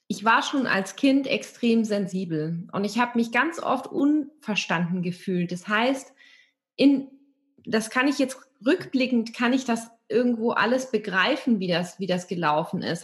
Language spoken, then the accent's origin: German; area around Stuttgart, Baden-Württemberg, Germany; moved away; also born or lived in Hamburg; ich bin mit meiner Katze und meinem Hund, meinen Büchern und meinen Klamotten weg aus Hamburg nach Stuttgart gezogen. Stuttgart kannte ich auch nicht, aber ich bin hier in der Gegend aufgewachsen und geboren